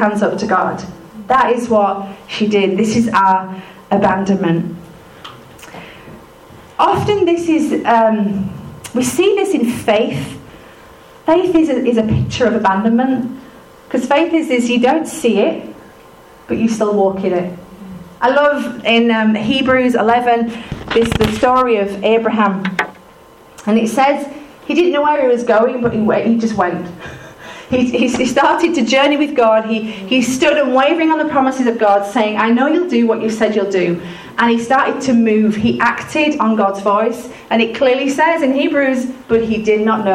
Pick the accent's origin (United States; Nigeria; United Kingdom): United Kingdom; we're British